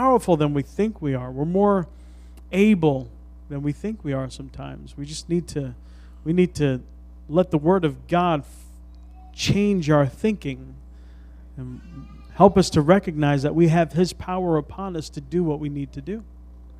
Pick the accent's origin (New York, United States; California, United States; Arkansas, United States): New York, United States; New York City; we're from the Bronx